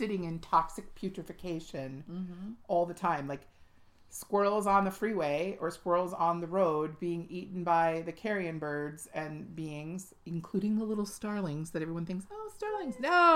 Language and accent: English; United States; Our country is 244 years old this year.